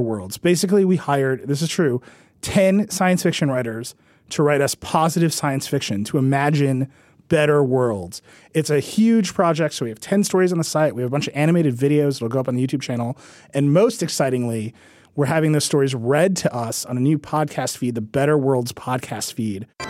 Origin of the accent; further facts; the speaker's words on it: Mount Pleasant, Wisconsin, United States; now in New York, United States; I'm from Racine. And further, in a, a village in Racine County called Mount Pleasant, which is where my house is. Okay, so that's where I grew up.